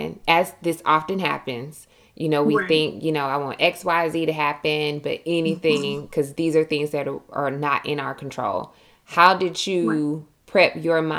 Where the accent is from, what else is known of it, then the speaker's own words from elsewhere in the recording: Milledgeville, Georgia, United States; also born or lived in Atlanta, Georgia; I'm from Millersville